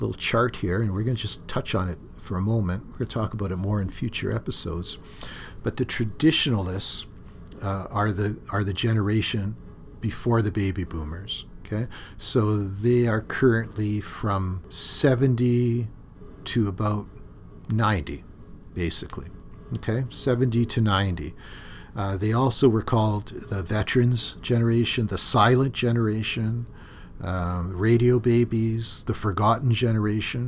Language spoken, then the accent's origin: English; Thunder Bay, Ontario, Canada; When I was growing up in Thunder Bay, I had a part-time job at the grain elevators